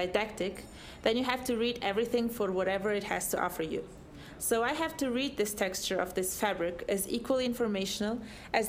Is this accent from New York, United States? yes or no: yes; New York, United States; growing up in New York in the 80s, I went to museums regularly